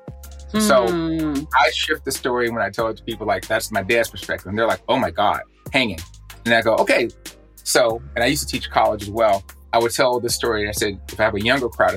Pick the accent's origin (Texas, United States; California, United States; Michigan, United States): Texas, United States; Houston; being a person of color living in a high crime, high density neighborhood in Houston